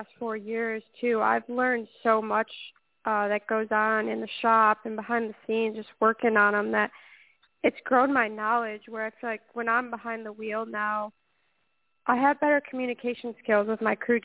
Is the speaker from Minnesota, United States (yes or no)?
no; Waterford, Michigan, United States; I started racing at the age of seven in quarter midgets back in my hometown of Waterford, Michigan.